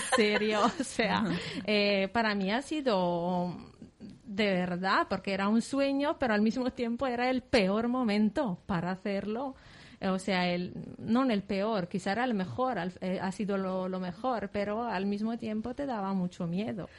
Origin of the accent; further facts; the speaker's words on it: Lodè, Sardinia, Italy; Spanish is a second language; moved away as an adult; also born or lived in Milan; now in Valencia, Spain; yo soy de Sardeña, de un pequeño pueblo de la Sardeña que se llama Lodé